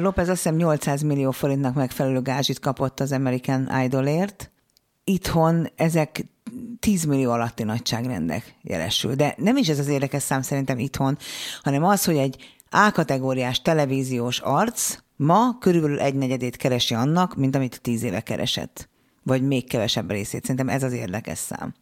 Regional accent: Hungary; mi a földrajzilag úgy szocializálódunk, hogy ne lók ki a sorból, ne dumálj bele, ne hallasd a hangod, maradj a tömegben, mert abból baj nem lehet. Biztonsági játékra nevelnek minket, én is így nevelkedtem.

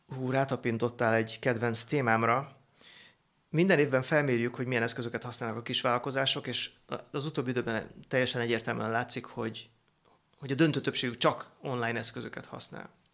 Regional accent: Szentendre, Pest, Hungary; Szentendré nőttem föl

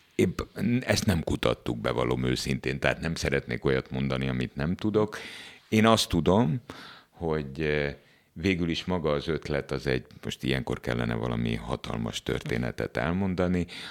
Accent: Hungary; Abban az országban, ahol én születtem, és ahol ma is vagyok

